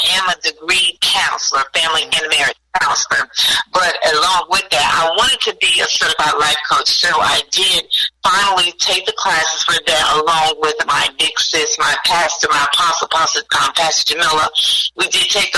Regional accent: Gastonia, North Carolina, United States; also born or lived in Charlotte, North Carolina; I'm originally from Gastonia, North Carolina, which is just down the street from Charlotte. So I grew up there

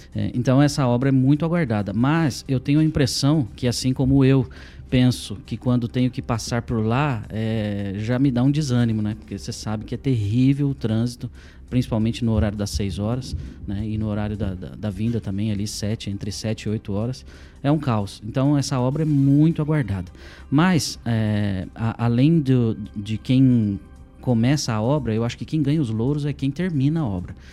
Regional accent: Arapongas, Paraná, Brazil; also born or lived in Maringá; eu não sou natural de Maringá, sou de Arapongas

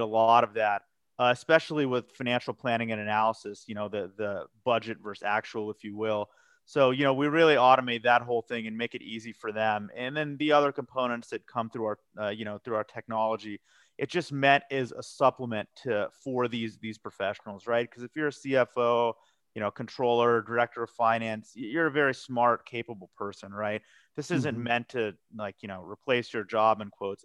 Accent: Colorado Springs, Colorado, United States; moved away as an adult; also born or lived in Philadelphia / New York; now in Denver, United States; I'm a Colorado native. I was actually born and raised in Colorado Springs. Uh, you know, lived there and grew up there till I was 18.

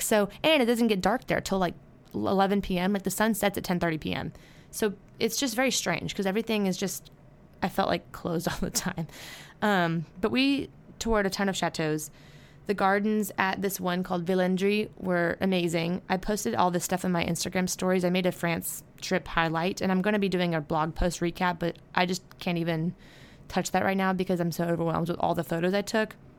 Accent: United States; now in Baton Rouge, United States; I'm just, like, an ignorant American

